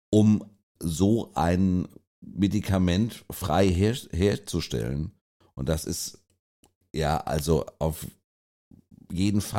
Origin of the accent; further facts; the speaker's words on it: Mainz, Rhineland-Palatinate, Germany; also ich bin froh, ich bin Mainzer